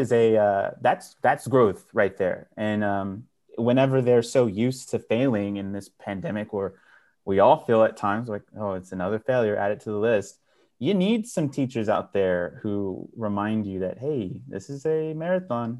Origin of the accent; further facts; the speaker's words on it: Dallas, Texas, United States; I was born and raised in North Oak Cliff